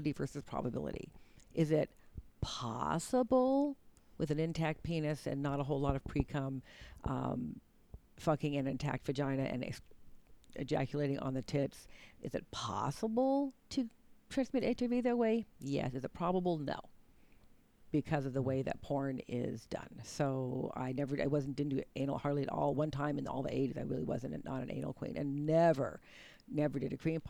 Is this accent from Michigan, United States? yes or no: no; Berkeley, California, United States; growing up in Berkeley, California.